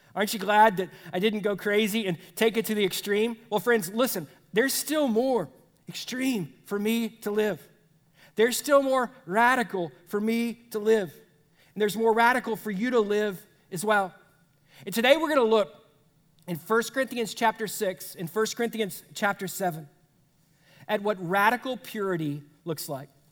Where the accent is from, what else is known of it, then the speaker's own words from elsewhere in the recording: United States; as Americans